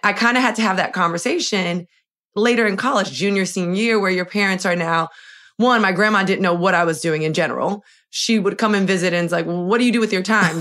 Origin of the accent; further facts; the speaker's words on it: Miami, Florida, United States; moved away as an adult; now in New York, United States; I'm from Miami, born and raised